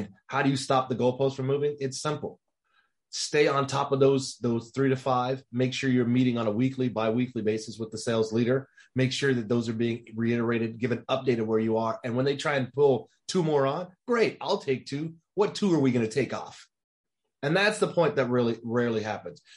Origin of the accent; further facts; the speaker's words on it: Dallas, Texas, United States; I'm from Dallas.